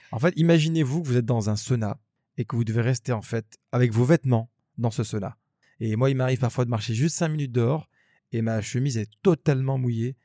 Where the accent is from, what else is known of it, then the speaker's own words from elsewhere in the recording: Grenoble, Auvergne-Rhône-Alpes, France; moved away as an adult; now in Abu Dhabi, United Arab Emirates; on vient de Grenoble, c'est une petite ville.